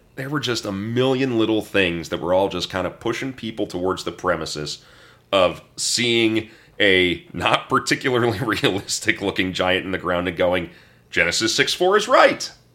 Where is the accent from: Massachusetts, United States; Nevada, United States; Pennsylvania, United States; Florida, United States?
Pennsylvania, United States; Greensburg; my hometown